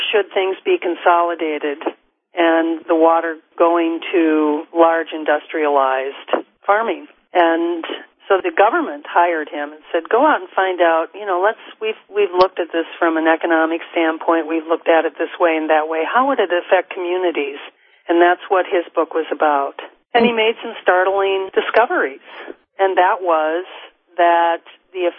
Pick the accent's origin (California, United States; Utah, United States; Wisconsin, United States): Wisconsin, United States; moved away as an adult; when I was growing up in Wisconsin, we were near the Iowa border